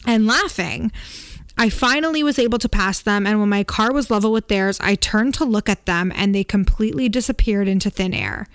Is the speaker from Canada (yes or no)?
yes; Canada; we're Canadian